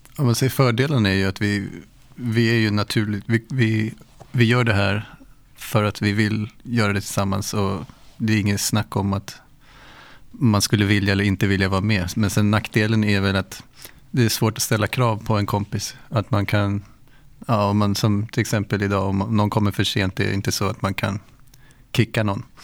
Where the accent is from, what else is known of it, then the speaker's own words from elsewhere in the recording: Haninge, Stockholm County, Sweden; jag gick i skolan och träffade de andra i Panetos i Haninge